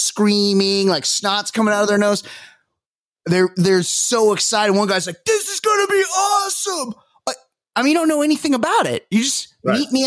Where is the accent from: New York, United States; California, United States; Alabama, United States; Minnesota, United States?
California, United States; Newport Beach; I'm from Newport Beach